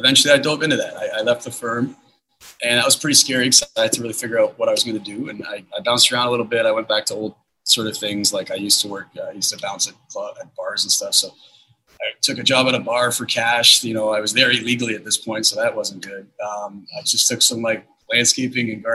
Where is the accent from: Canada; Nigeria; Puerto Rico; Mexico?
Canada; Toronto, Ontario; I grew up here in Toronto